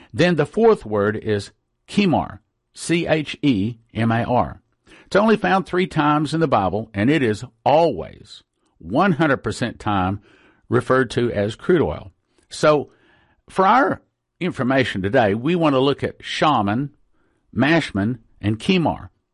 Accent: West Texas, United States; I grew up in West Texas, and the oil patch

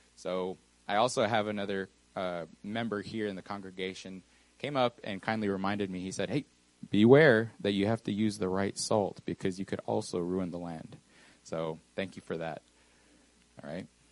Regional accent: Texas, United States; also born or lived in New Mexico / Mexico; I wasn't originally born in Texas. I was born in New Mexico, moved to Mexico for a little while, probably five or six years. And then I came to this beautiful, I would say, country called Texas

